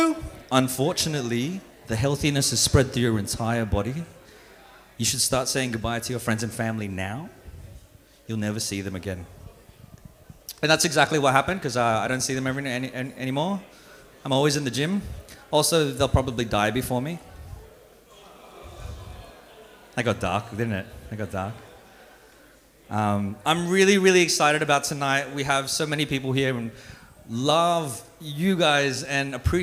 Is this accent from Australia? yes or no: yes; Australia; also born or lived in Philippines; I was born in the Philippines and I grew up here in Australia